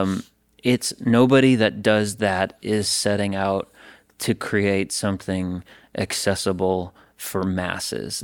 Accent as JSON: {"language": "English", "town": "Stevens Point", "region": "Wisconsin", "country": "United States", "tie": "born or raised there", "moved": "as an adult", "lives_now": "Nashville, United States", "said": "I was at the University of Wisconsin Stevens Point, so I was in my hometown"}